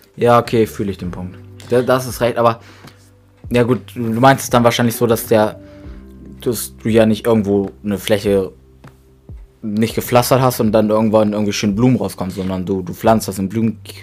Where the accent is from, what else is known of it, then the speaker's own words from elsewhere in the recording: Grasberg, Lower Saxony, Germany; wir leben, wir leben schon immer auf dem Dorf